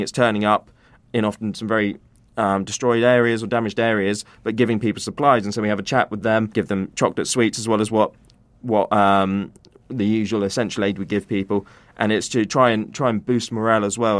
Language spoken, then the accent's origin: English; United Kingdom; British humanitarian workers